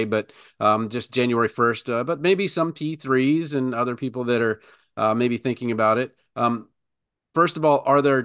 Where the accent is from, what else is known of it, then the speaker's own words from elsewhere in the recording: Baltimore, Maryland, United States; I'm from Baltimore